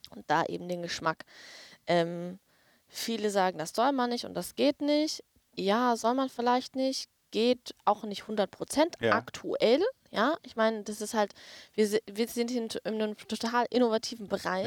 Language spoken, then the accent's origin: German; Hamburg, Germany; now in Berlin, Germany; aktuell wohne ich in Berlin, äh, habe aber meine Wurzeln in Hamburg